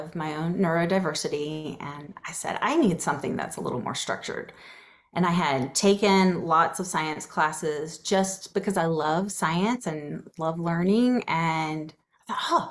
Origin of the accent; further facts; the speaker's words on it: Atlanta, Georgia, United States; I grew up in suburban Atlanta